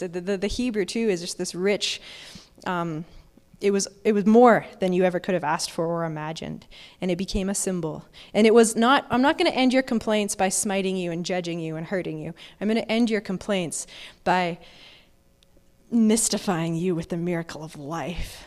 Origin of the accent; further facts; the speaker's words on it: Alberta, Canada; Growing up in Alberta, I've never seen a, an almond tree in, in real person